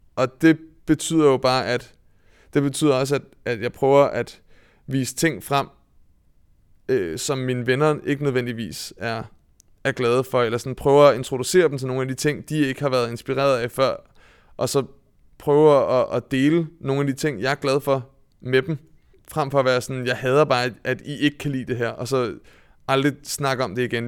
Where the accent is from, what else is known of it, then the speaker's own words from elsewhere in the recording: Vedbæk, Capital Region of Denmark, Denmark; jeg kommer fra Vedbæk, som er en, øh, øh, en gammel fiskerby oppe i Nordsjælland